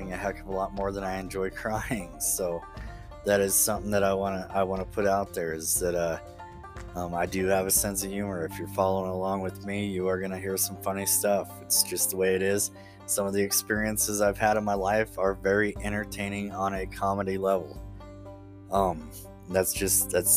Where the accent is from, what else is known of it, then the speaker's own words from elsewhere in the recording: Upton, Wyoming, United States; I'm from Northeast Wyoming. Grew up on a ranch up here, just outside of a small town called Upton.